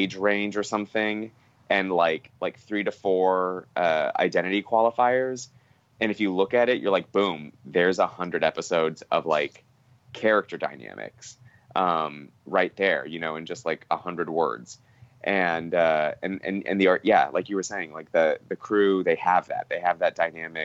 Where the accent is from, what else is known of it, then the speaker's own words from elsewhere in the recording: Los Angeles, California, United States; I grew up in Los Angeles